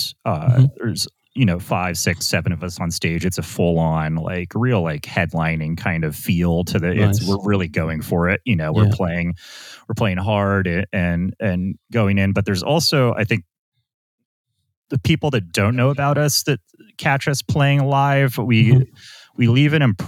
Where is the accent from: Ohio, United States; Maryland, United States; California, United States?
California, United States; Los Angeles; now in New York, United States; I was born in Los Angeles.